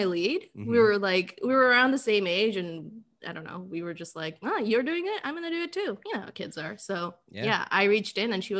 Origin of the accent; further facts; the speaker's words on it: Bangladesh; moved away; when I was a kid, I grew up in Bangladesh